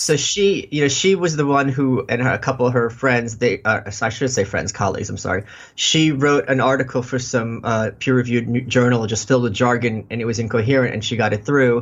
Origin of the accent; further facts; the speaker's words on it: New York City, New York, United States; I'm a New Yorker. I've been here all my life.